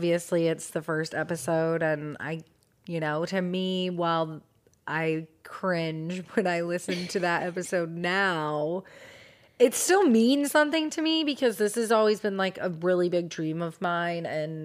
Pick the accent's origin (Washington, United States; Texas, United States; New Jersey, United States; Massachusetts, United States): Washington, United States; Seattle; I am from Seattle. Mm-hmm. I was born there. I know this area that she was at.